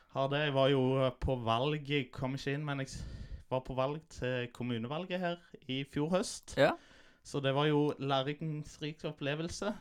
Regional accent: Stavanger, Rogaland, Norway; also born or lived in Vancouver, Canada; Jeg er født og oppvokst på Hundvåg

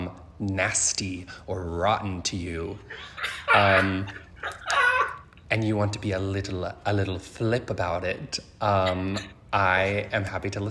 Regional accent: United States; as an American

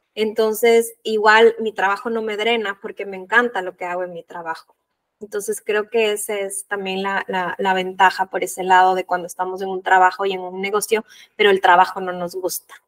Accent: Ecuador; yo soy de Ecuador

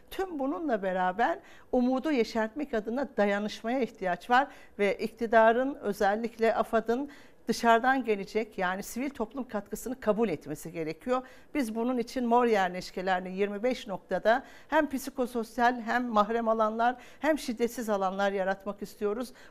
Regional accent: Hatay, Turkey; also born or lived in Kahramanmaraş; Yani ben Hatay'dan, Maraş'tan geliyorum. E, oralara baktığınız zaman umuda dair her şeyi yitiriyorsunuz.

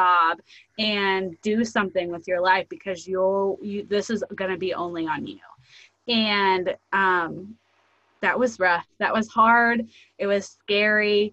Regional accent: rural Indiana, United States; I live in super, super rural Indiana and less than 1,000 people in my hometown. And so my husband is actually, we still live here where we were both raised and went to school

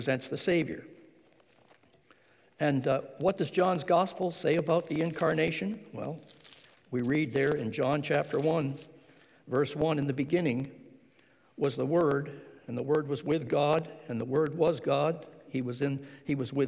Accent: Ontario, Canada; My father raised us on American money because he worked across the border in Detroit

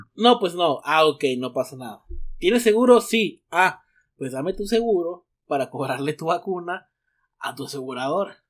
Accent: Mexico; now in United States; soy mexicano

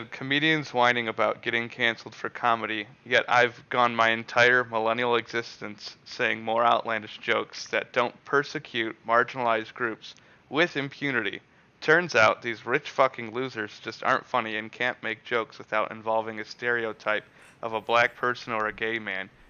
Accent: Canada; Like, I'm a Canadian.

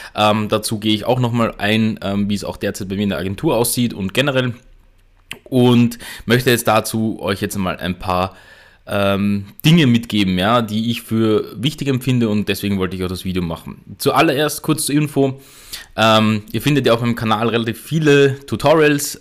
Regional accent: Austria; bei uns in Österreich

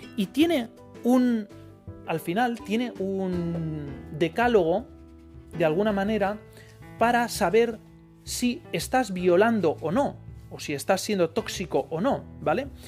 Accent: Spain

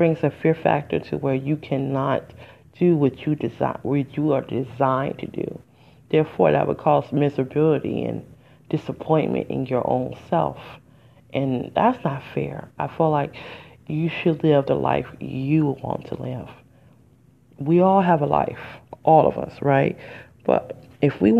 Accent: Detroit, Michigan, United States; I'm from Detroit. And I was going to the public school, and I was in area 4

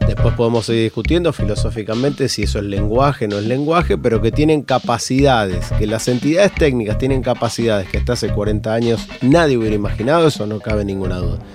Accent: Argentina; como argentino

